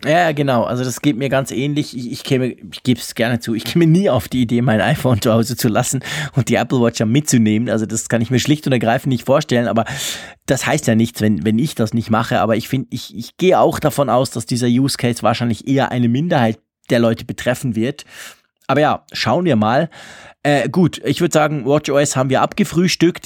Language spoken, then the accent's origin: German; Switzerland; als Schweizer